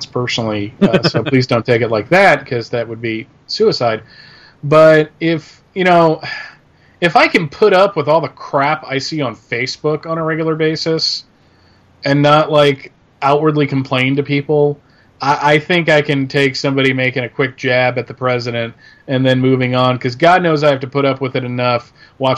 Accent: United States; I swell with pride as an American

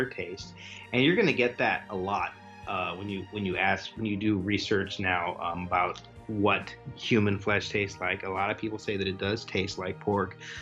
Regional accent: California, United States; growing up in California

